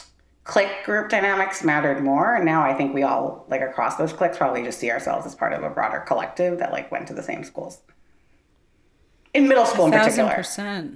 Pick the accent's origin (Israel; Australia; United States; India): United States; New York City, New York; our shared experiences growing up in Brooklyn